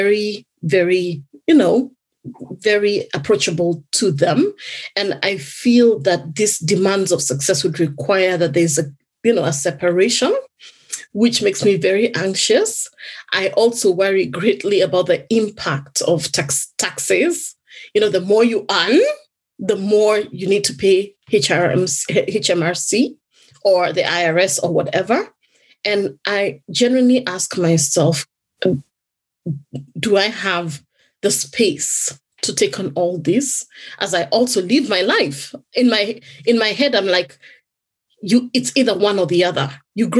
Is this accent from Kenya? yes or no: yes; Kenya; now in United Kingdom; in my home country, I originally come from Kenya.